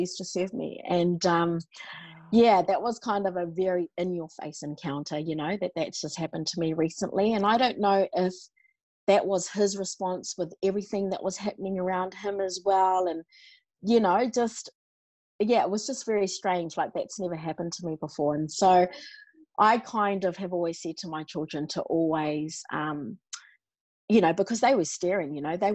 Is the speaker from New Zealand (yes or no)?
yes; New Zealand; now in Australia; I was born and raised in New Zealand